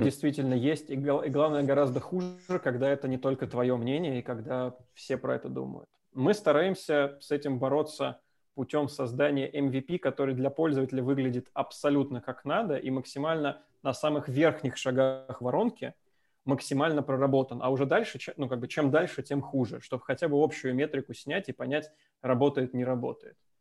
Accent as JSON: {"language": "Russian", "region": "Moscow", "country": "Russia", "tie": "born or raised there", "moved": "as an adult", "lives_now": "Minsk, Belarus", "said": "я родился, вырос в Москве"}